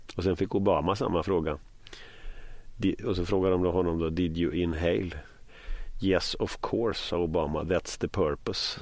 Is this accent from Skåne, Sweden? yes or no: no; Västergötland, Västra Götaland, Sweden; jag kommer ju från Västergötland